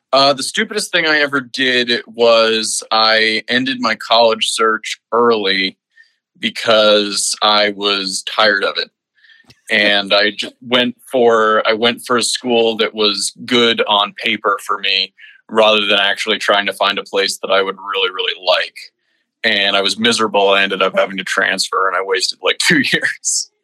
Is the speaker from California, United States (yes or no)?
no; Stony Brook, New York, United States; moved away as an adult; I was born at a, a place called in a place called stony brook uh, which is uh, there's a big university right there. Um, and yeah, I lived there my whole life uh, up until college.